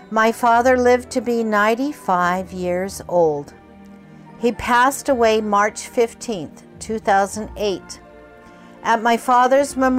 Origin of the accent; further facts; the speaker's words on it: Kobe, Hyogo, Japan; I was born in Kobe, Japan, and always considered Japan my home. I like to tell people I was made in Japan.